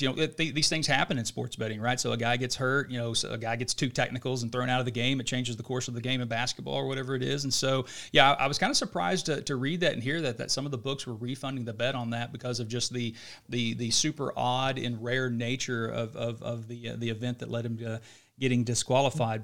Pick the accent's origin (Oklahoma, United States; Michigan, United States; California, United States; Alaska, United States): Oklahoma, United States; Oklahoma City; we're obviously from Oklahoma City